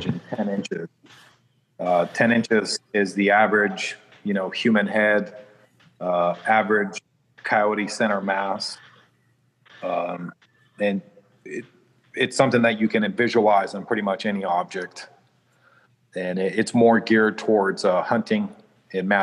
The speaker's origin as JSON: {"language": "English", "town": "Chicago", "region": "Illinois", "country": "United States", "tie": "born or raised there", "said": "I was born in Chicago"}